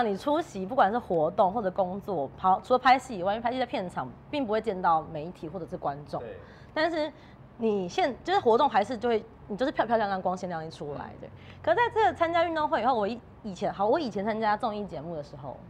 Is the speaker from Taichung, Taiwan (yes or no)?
no; Tainan, Taiwan; moved away as an adult; 因为我是南部人，台南的小孩嘛，所以我大学就十八岁我才上台北。